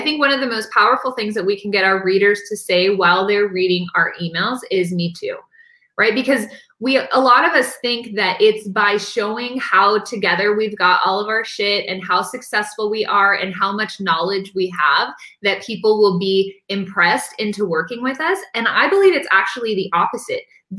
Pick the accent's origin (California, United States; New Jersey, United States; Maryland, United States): California, United States; San Diego; born there; I was born in San Diego in 1982. I'm an only child.